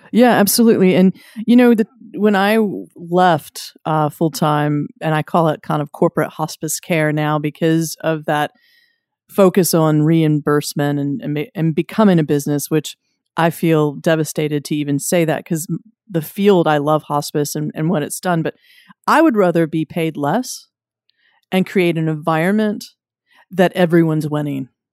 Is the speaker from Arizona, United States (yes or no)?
no; Wilmington, North Carolina, United States; I'm from Wilmington, North Carolina.